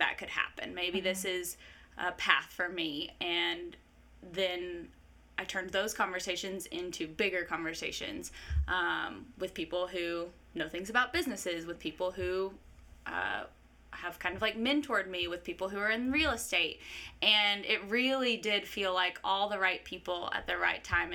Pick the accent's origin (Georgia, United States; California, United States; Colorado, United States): Georgia, United States; Blue Ridge; moved away as an adult; also born or lived in Nashville / Los Angeles; now in Athens, United States; I'm from Blue Ridge, Georgia. So I grew up in the mountains of North Georgia. I was like the fourth generation of my family to be raised there